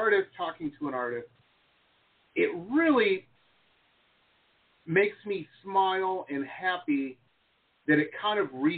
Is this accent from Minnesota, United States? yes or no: no; Detroit, Michigan, United States; We grew up in Detroit